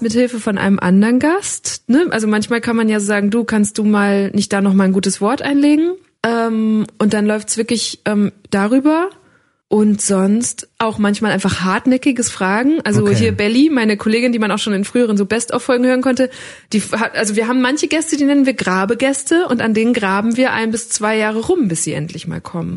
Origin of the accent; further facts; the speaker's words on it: Münsterland, North Rhine-Westphalia, Germany; Ich bin ein Kind des Münsterlands